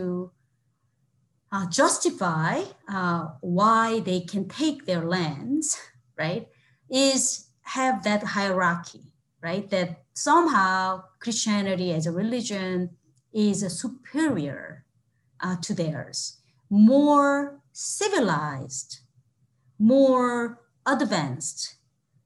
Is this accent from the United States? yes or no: no; South Korea; now in Toronto, Canada; I grew up in Korea